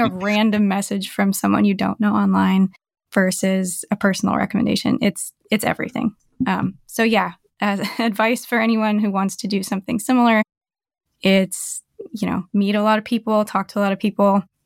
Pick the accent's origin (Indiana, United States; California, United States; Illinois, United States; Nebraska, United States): California, United States; Bay Area; moved away as an adult; also born or lived in Novato, California / San Jose, California / Santa Cruz, California; now in Seattle, United States; I've been a Bay Area girl my whole life up until last year